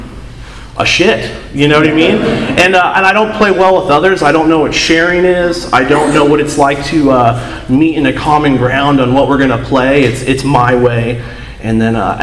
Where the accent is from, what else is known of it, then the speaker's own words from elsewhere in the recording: Seattle, Washington, United States; moved away; I'm from Seattle